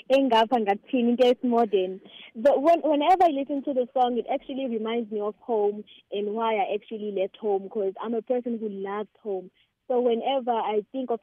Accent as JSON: {"language": "English", "region": "KwaZulu-Natal", "country": "South Africa", "tie": "born or raised there"}